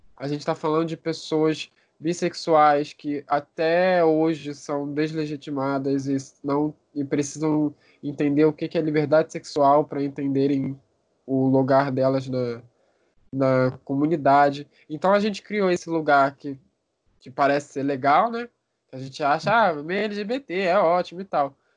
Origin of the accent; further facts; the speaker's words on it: Rio de Janeiro, Brazil; eu sou do Rio de Janeiro, barra Brasil